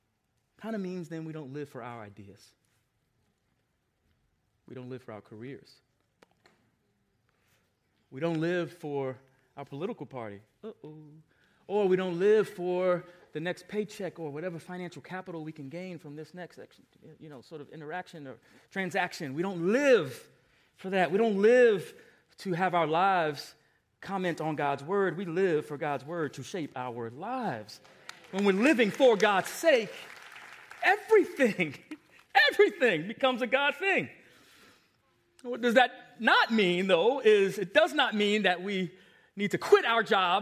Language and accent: English; Long Island, New York, United States; I want to go back to Long Island. I lost my accent. I don't even sound like I'm from New York anymore. Let me go get a taste of where I grew up.